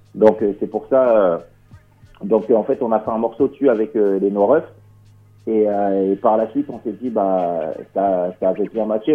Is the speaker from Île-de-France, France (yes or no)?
yes; Cergy, Île-de-France, France; Nous, on est du 95. Moi, je suis sur Sergi